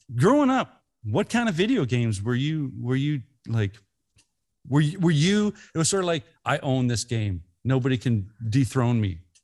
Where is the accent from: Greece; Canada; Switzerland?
Canada; we're Canadians